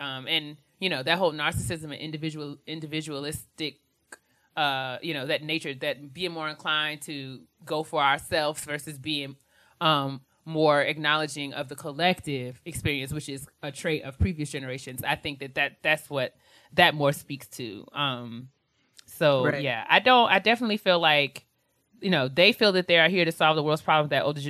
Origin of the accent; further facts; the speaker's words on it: New York, United States; we were raised in New York